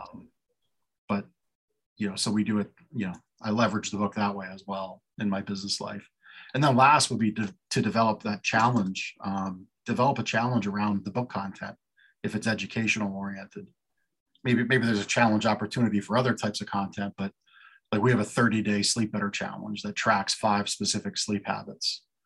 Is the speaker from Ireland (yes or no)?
no; Canada; now in Lancaster, United States; I was born in Canada, lived here legally on the green card for years